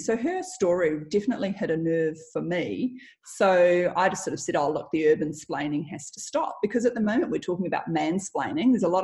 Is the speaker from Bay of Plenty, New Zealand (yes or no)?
no; Auckland, New Zealand; moved away as an adult; also born or lived in Melbourne / London; I was born in Auckland